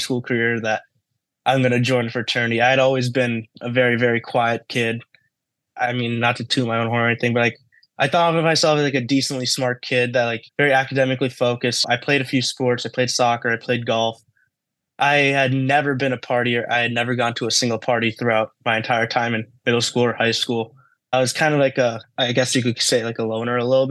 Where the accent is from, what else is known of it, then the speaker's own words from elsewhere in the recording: Allendale, New Jersey, United States; moved away as an adult; now in Ann Arbor, United States; I am from Allendale, New Jersey, so that Bergen County, New Jersey